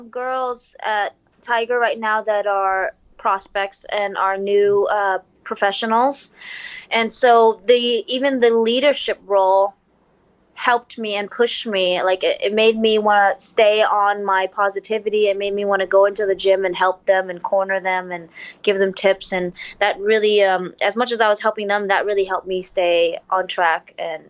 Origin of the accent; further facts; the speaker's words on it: Vietnam; The pressure of fighting in my home country, and it was the first card, and I was the first Vietnamese female to do that.